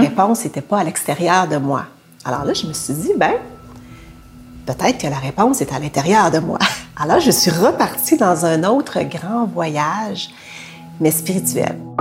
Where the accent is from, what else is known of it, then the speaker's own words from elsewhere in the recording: Quebec City, Quebec, Canada; je suis née à Québec dans les années 60, puis j'ai été adoptée par une famille euh, québécoise de souche